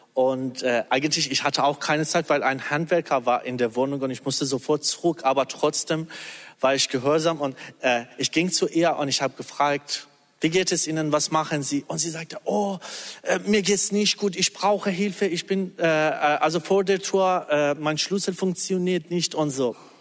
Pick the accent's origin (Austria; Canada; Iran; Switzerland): Iran; German is a second language; now in Germany; wir als Iraner